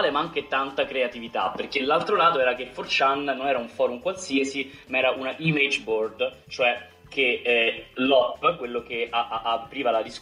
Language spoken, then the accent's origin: Italian; Rome, Lazio, Italy; Io che sono di Roma